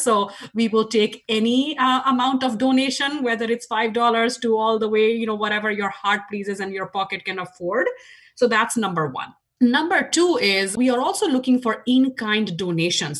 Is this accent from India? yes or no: yes; India; moved away as an adult; now in Washington, United States; as you can tell from my accent, I grew up in India. Uh, 20 years of my life was spent in India